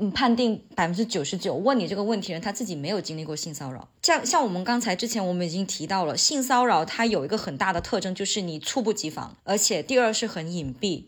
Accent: Hainan, China; 我会说海南话，因为我现在可能看起来不太像海南人了。 但事实上我海南话说得好得很

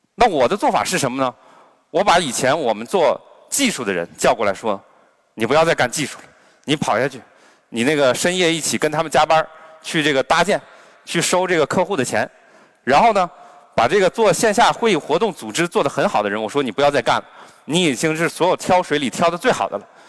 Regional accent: Harbin, Heilongjiang, China; 我本身是哈尔滨人，我来自东北，我小时候呢，我们民风彪悍，经常打群架

